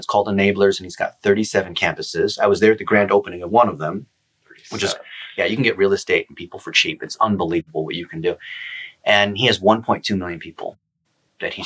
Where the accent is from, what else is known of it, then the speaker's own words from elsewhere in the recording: Dayton, Ohio, United States; I was born in Dayton, Ohio. I'm as an American as anyone else.